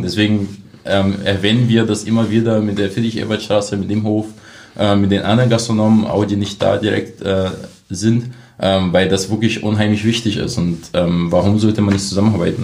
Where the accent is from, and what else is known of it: Brazil; German is a second language; moved away as an adult; now in Cottbus, Germany